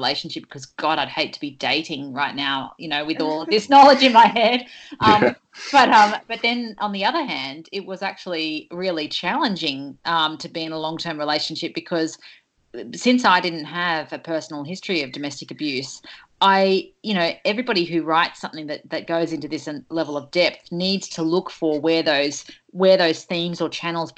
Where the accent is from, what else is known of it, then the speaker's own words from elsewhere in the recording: Sydney, New South Wales, Australia; I grew up on the Northern Beaches in the 90s